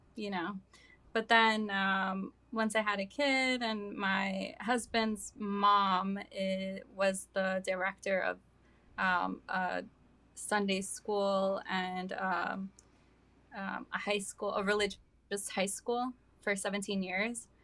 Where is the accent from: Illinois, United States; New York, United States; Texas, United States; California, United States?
New York, United States; Hartsdale; also born or lived in Mexico / Brooklyn, New York; now in New Rochelle, United States; I'm, uh, Mexican. I came here when I was two. Um, and, uh, yeah, I grew up in Hartsdale, New York